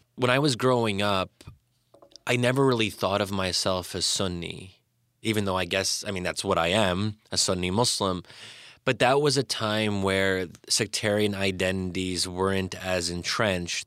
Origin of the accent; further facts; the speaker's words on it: United States; those of us who had grown up in America